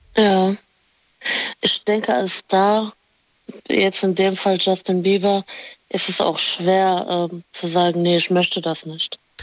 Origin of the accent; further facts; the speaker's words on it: Morocco; ich bin Marokkanerin